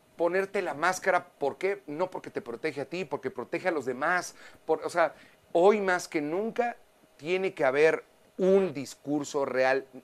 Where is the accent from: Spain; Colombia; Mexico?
Mexico; como mexicanos